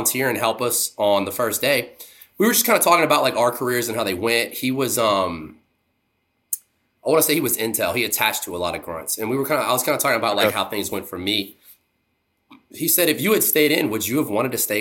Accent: Louisiana, United States; also born or lived in Baton Rouge; now in New Orleans, United States; coming from Louisiana

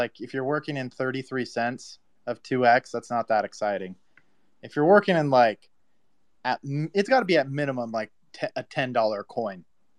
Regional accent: Texas, United States; Hey guys, I'm from Texas.

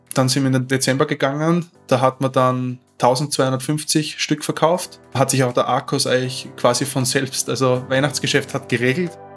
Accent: Austria; accent: Austrian dialect; ich komme aus Österreich. Ich versuche so gut wie möglich meinen Dialekt ein bisschen zu kaschieren

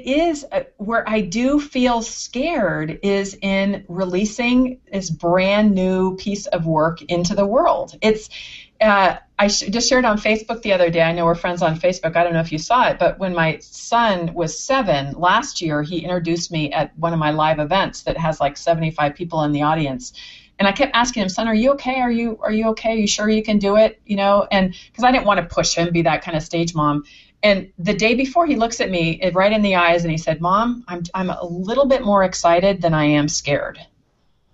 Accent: San Anselmo, California, United States; where I grew up in San Anselmo

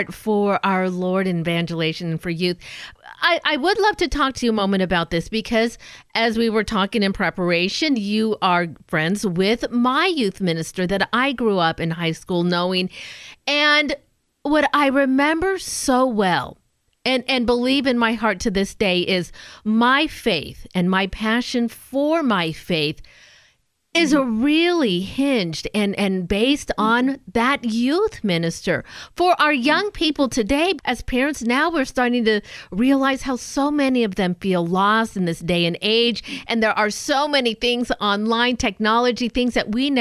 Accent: Southern California, United States; moved away; I'm a SoCal girl

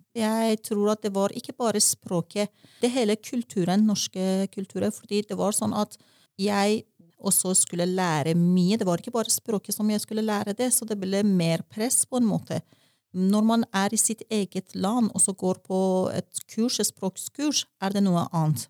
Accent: Tehran, Tehran Province, Iran; first language Persian; Norwegian is a second language; moved away as an adult; now in Norway; Og så er jeg født i en vårdag i 1967 i Teheran, hovedstaden i Iran. Eh, som barn opplevde jeg revolusjon, og som ungdom opplevde jeg krig

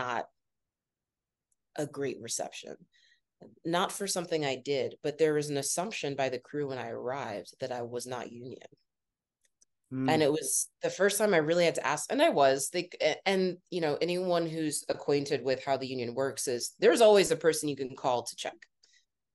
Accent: Northeast Ohio, United States; now in New York City, United States; I grew up in Northeast Ohio

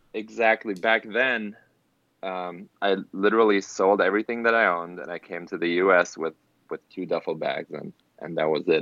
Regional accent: Germany; English is a second language; moved away as an adult; now in Los Angeles, United States; I'm actually born and raised in Germany

